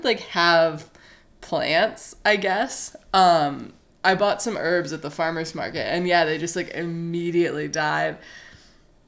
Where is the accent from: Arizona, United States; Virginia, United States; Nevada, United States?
Arizona, United States; Phoenix; moved away as an adult; now in New York City, United States; I'm from Phoenix